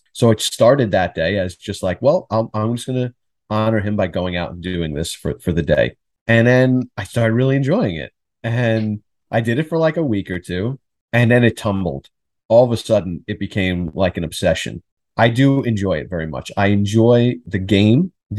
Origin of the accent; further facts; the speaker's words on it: Queens, New York, United States; also born or lived in Middle Village / Long Island; I was born in Queens, in Jackson Heights.